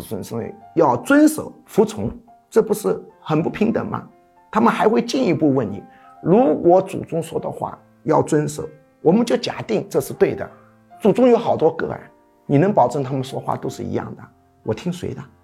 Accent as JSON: {"language": "Chinese", "country": "China", "said": "我们中国人讲愚公移山"}